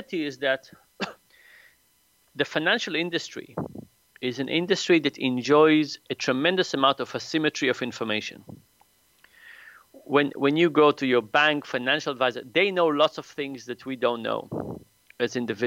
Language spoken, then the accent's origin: English; Israel; moved away as an adult; now in United States; I grew up in Israel